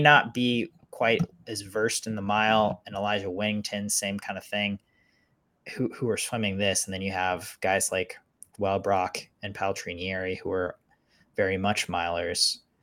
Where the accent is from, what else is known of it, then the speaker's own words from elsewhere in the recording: United States; as an American